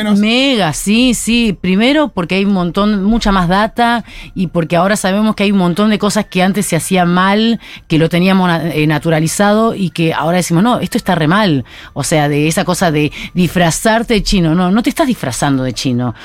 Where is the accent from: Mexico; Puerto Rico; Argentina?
Argentina; Buenos Aires; accent: porteño; yo me considero argentina porque soy nacida acá, de padres chinos